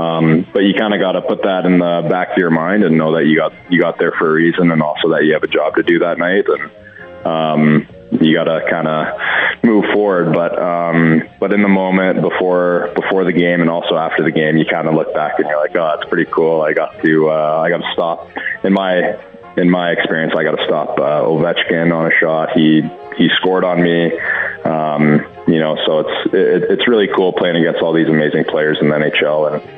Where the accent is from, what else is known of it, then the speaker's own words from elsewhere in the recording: Edmonton, Alberta, Canada; I grew up in Edmonton and watching the Edmonton Oilers play my whole life.